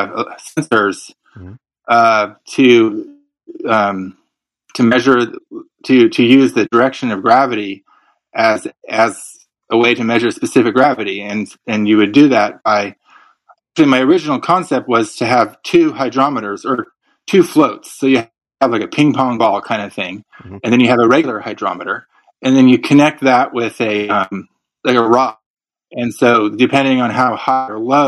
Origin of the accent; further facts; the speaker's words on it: Santa Rosa, California, United States; also born or lived in Marin County, California; in my hometown, Russian River Brewing Company